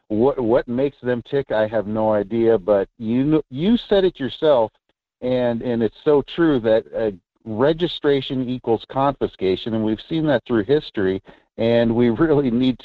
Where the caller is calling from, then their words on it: Fairbanks, Alaska, United States; from District 34, Fairbanks, Alaska.